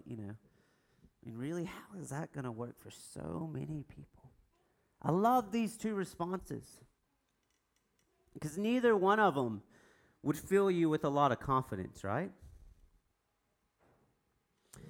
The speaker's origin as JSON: {"language": "English", "country": "United States", "said": "I'm American."}